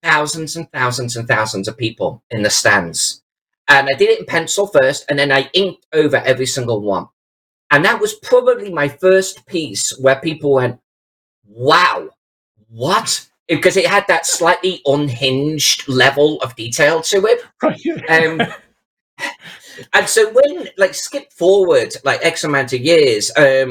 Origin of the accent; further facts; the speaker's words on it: Chester, North West England, United Kingdom; my hometown of Chester